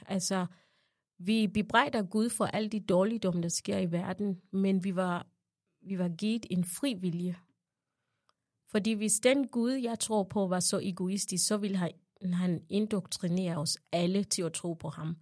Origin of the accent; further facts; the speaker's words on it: Uganda; now in Denmark; jeg er født i Højmer i Uganda